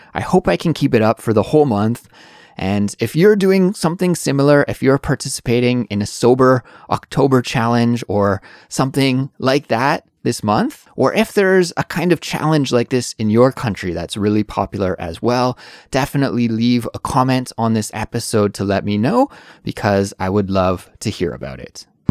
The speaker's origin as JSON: {"language": "English", "country": "Canada", "moved": "as an adult", "lives_now": "South Korea", "said": "Although I'm from Canada, I do live in South Korea"}